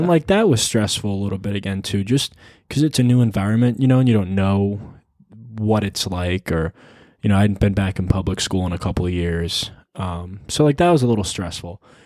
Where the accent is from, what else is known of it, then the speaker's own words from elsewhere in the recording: New York, United States; also born or lived in Arizona; when I moved from Arizona to New York